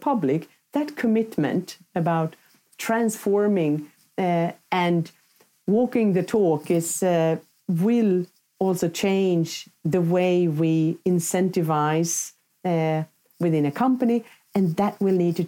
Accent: Sweden; my home country, Sweden

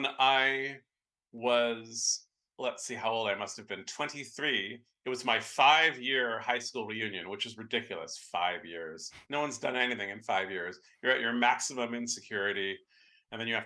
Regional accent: San Francisco, California, United States; I grew up in San Francisco and I live here now.

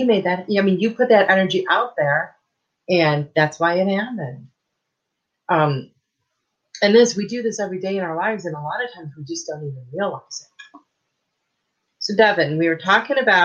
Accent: Michigan, United States; I grew up in Michigan.

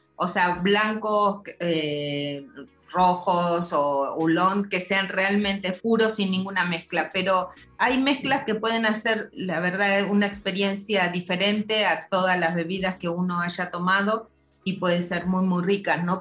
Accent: Argentina; moved away; vengo de Argentina, de un lugar donde se toma muchísimo té

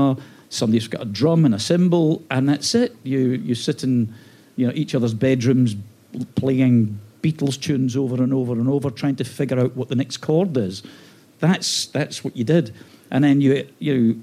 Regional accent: Glasgow, Scotland, United Kingdom; born or raised there; moved away

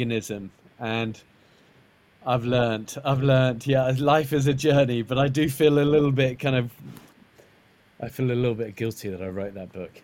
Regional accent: Isle of Wight, South East England, United Kingdom; I was brought up in the Isle of Wight

